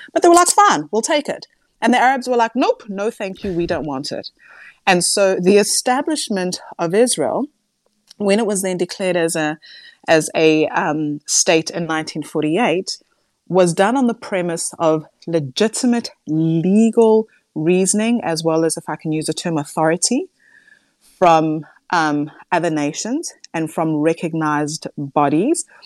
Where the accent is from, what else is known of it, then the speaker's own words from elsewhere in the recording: South Africa; as a South African